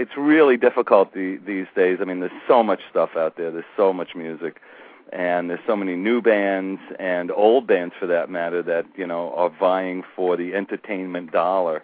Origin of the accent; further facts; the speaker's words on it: New York City, New York, United States; I grew up on Staten Island